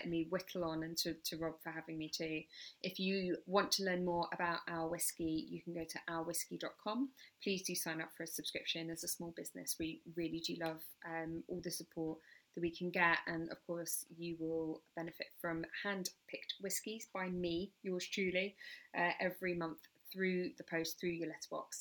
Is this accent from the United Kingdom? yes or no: yes; England, United Kingdom; now in Brighton, United Kingdom; I live in Brighton, so I'm a real English, as you could probably tell from my accent